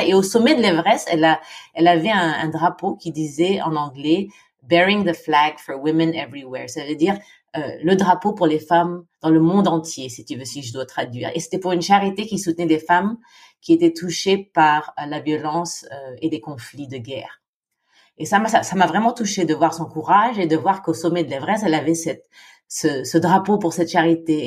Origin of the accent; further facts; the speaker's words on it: Philippines; moved away as an adult; also born or lived in Senlis, France / Japan; j'ai grandi aux Philippines